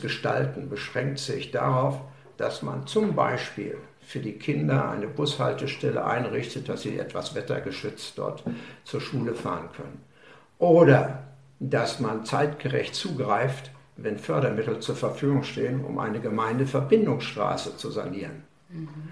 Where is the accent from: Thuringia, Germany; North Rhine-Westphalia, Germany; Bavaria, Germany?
North Rhine-Westphalia, Germany; Lünen; moved away as an adult; also born or lived in Breslau / Billerbeck, Münsterland / Borken / Hamburg; bis 1964 lebte ich in Lünen, machte meine Schulausbildung